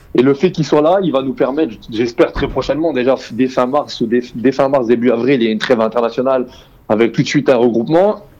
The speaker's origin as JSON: {"language": "French", "country": "Algeria", "said": "On est algérien"}